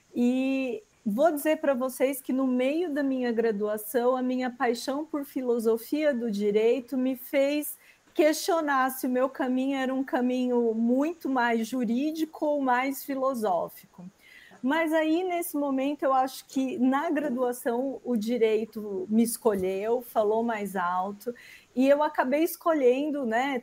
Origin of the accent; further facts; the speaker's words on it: Osasco, São Paulo, Brazil; sou oriunda também aqui da Grande São Paulo, de Osasco